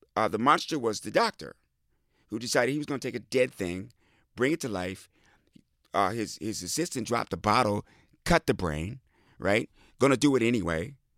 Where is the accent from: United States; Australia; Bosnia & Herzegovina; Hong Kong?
United States; Midwest; I grew up in the Midwest on farms and communes